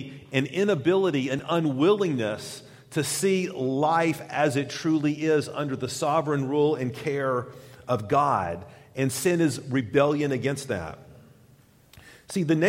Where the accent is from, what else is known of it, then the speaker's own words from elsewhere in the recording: Knoxville, Tennessee, United States; in the 80s, growing up on the University of Tennessee campus